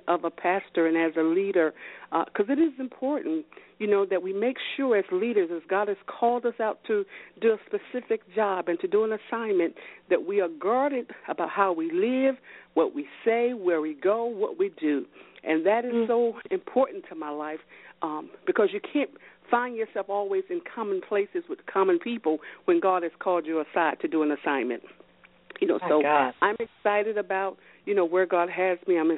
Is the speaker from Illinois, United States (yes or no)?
no; High Point, North Carolina, United States; now in New Jersey, United States; I was raised in High Point, North Carolina